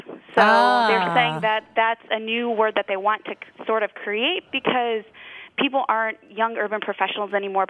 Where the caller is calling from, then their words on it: Cleveland, Ohio, United States; I'm calling from Cleveland, Ohio